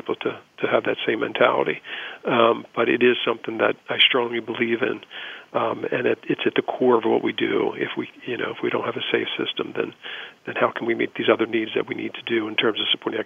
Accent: Baltimore, Maryland, United States; growing up in Baltimore

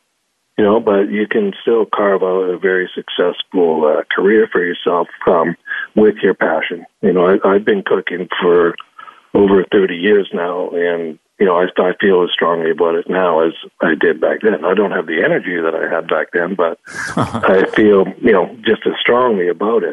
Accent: Powell River, British Columbia, Canada; I grew up in Powell River, BC.

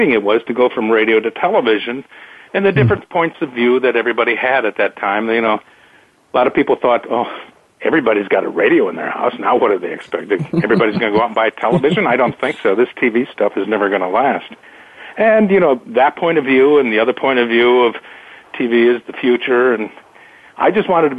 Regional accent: Fargo, North Dakota, United States; I'm a cowboy from the Red River of Fargo, North Dakota

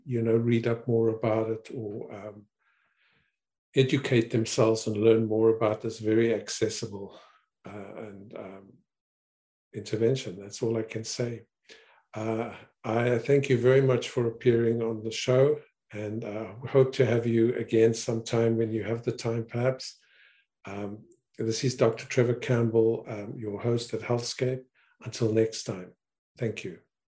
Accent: South Africa; also born or lived in Canada; I'm not American, I'm Canadian, South African and Canadian.

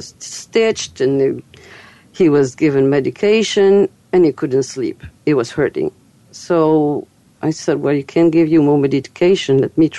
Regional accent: Fairfield, Iowa, United States; to teach a healing technique called Kolaimni in my hometown, Fairfield, Iowa.

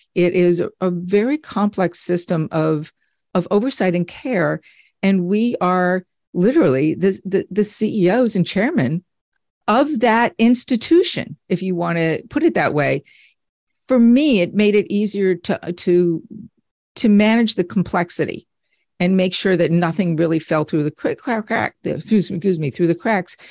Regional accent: United States; moved away as an adult; also born or lived in Redding, Connecticut; now in Florida, United States; We're from the New York tri-state area

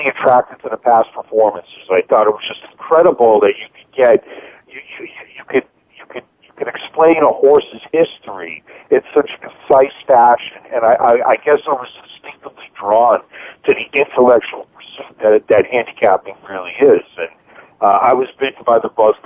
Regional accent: Boston, Massachusetts, United States; I grew up in Boston

